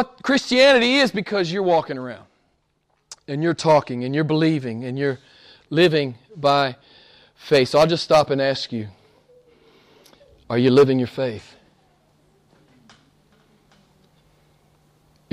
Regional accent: United States; my home country, some famous preacher in the U.S.

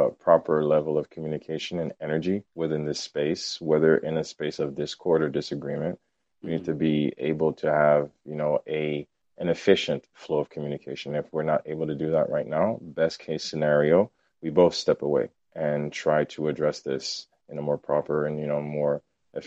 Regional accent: Haiti; moved away; I grew up in Haiti

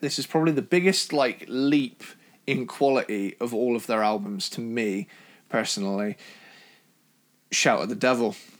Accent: Cornwall, South West England, United Kingdom; my family, we're from Cornwall, so we're, we're Cornish. So we're in, like, the proper southwest

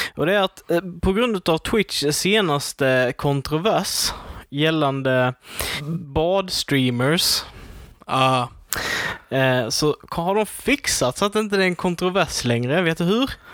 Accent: Sweden; jag är svensk

